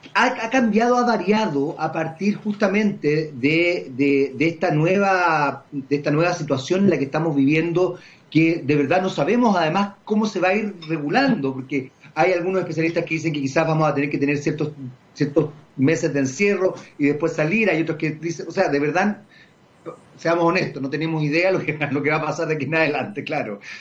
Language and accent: Spanish; Chile